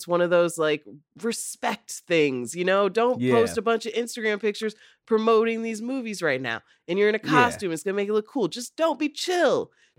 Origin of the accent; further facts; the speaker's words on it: Rockford, Illinois, United States; Oh, yeah. I'm from Rockford. So for me, I like grew up like around the corner from where they practiced.